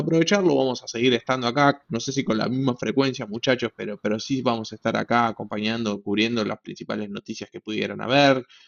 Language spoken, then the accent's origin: Spanish; Argentina; como argentino, como latino, como hispanohablante